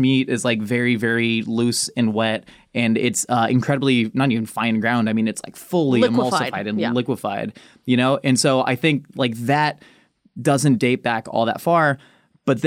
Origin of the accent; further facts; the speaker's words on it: Southern California, United States; we're from Southern California